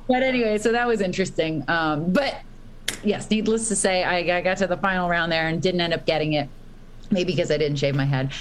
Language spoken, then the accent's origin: English; Boston, Massachusetts, United States; I grew up in Boston